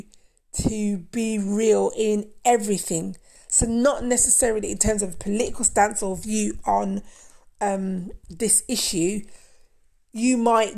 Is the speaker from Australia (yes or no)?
no; Jamaica; I'm Jamaican. Did you know that? I'm Jamaican